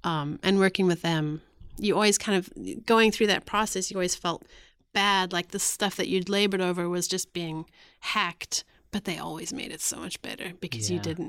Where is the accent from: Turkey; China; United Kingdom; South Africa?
South Africa; I'm actually writing a book about growing up in South Africa.